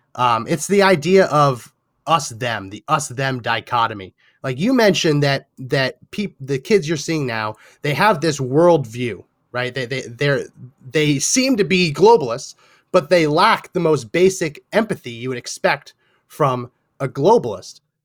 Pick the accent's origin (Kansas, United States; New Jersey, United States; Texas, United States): New Jersey, United States; I was born and raised in New Jersey